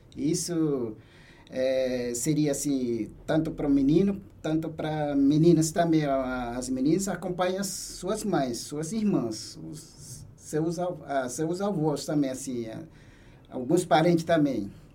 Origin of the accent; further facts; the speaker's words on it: Brazil-Venezuela border, western Roraima, Brazil; minha comunidade fica no oeste do estado de Roraima, bem fica assim fronteira Brasil-Venezuela